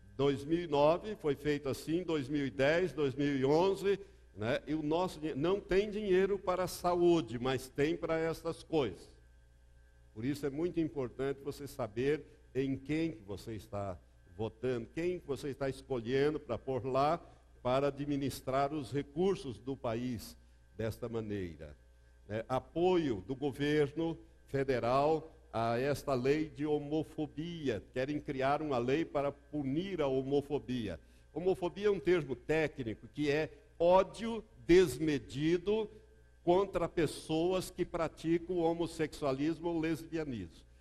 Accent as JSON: {"language": "Portuguese", "town": "Londrina", "region": "Paraná", "country": "Brazil", "tie": "born or raised there", "said": "Lá em Londrina, onde eu me criei"}